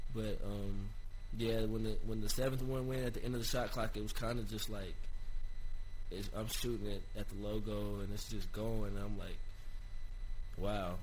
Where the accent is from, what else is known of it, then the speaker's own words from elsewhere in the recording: Johnson City, Tennessee, United States; ETSU, my hometown, and just growing up and seeing all the uh, ETSU greats